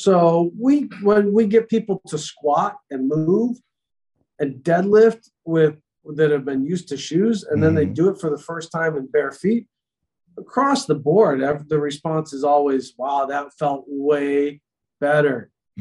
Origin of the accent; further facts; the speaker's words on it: New York, United States; growing up in New York in the wintertime, snowball fights